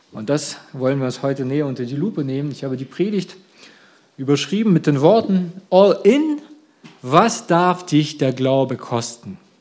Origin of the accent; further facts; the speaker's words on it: Russia; now in Germany; ursprünglich meine Kindheit habe ich in Russland verbracht